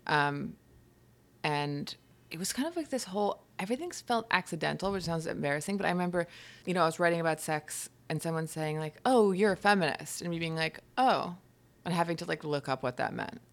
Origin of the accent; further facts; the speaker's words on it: Hudson Valley, upstate New York, United States; moved away as an adult; also born or lived in London; now in New York City, United States; I grew up in upstate New York, in the Hudson Valley.